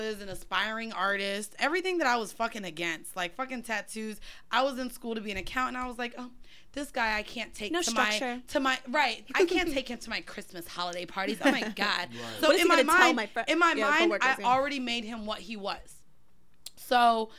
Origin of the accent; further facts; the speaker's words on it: Florida, United States; I'm from Florida